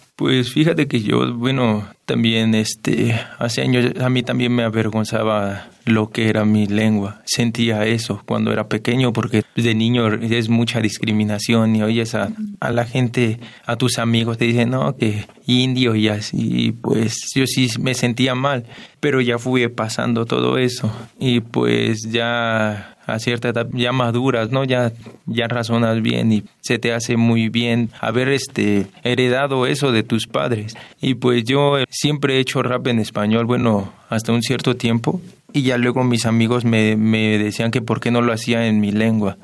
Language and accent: Spanish; State of Mexico, Mexico; yo nací aquí en el Estado de México